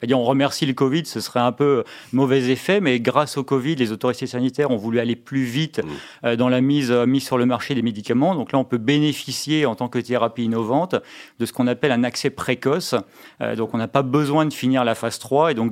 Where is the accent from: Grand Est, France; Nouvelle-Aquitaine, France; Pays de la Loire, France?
Grand Est, France; Mulhouse; moved away as an adult; je me suis un peu réimpatrié dans ma, dans ma région d'origine. Bon, retour à Mulhouse